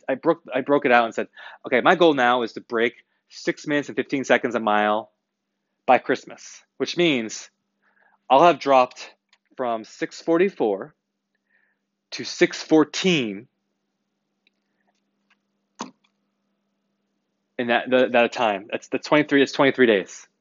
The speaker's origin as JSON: {"language": "English", "country": "United States", "said": "I'm an American"}